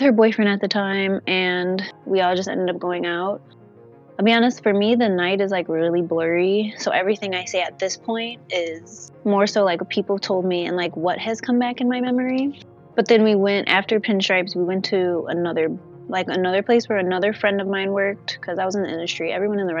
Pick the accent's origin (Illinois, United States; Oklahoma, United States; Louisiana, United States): Illinois, United States; Chicago; I'm from Chicago. So I grew up with my twin sister and my mom and my dad